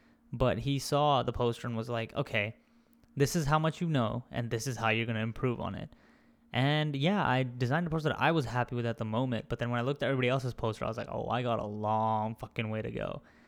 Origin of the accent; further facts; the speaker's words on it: India; accent: Indian; I kind of just, like, lost my accent and my Indian accent for a long time.